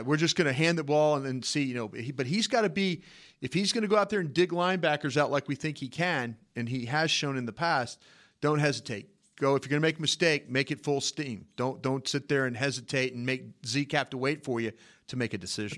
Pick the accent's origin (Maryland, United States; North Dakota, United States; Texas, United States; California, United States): Texas, United States; Dallas; I told nobody I was from Dallas